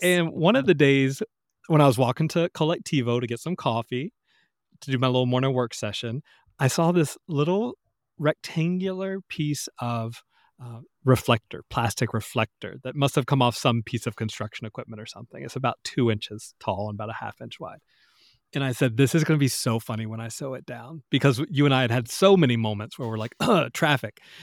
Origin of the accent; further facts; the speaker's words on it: the South, United States; growing up in the South, in the country